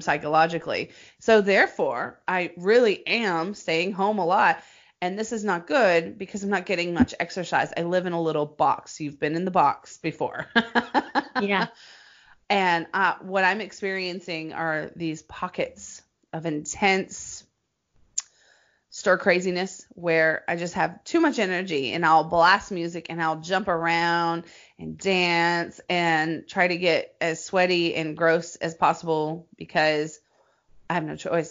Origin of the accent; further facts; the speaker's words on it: Nashville, Tennessee, United States; now in Los Angeles, United States; Nashville, my hometown